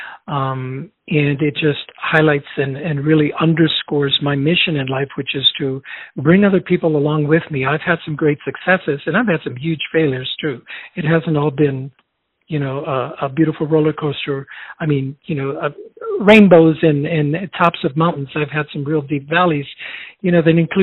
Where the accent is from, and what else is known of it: Chicago, Illinois, United States; born or raised there; also born or lived in Chile